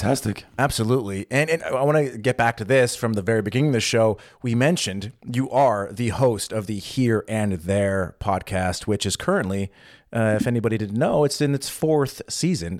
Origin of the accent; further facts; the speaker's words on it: United States; now in Berlin, Germany; I'm American, I grew up with Thanksgiving